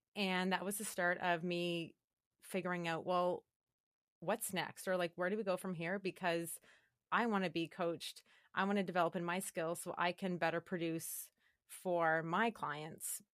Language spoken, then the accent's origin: English; Calgary, Alberta, Canada; I grew up in Calgary, Alberta